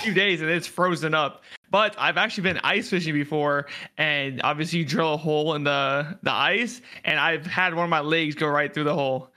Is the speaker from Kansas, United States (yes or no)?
no; Fairbanks, Alaska, United States; Fairbanks, Alaska